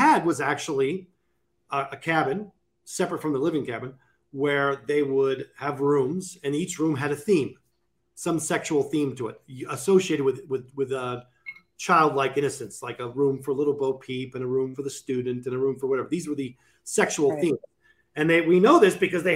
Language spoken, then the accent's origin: English; Sitka, Alaska, United States; in my hometown of Alaska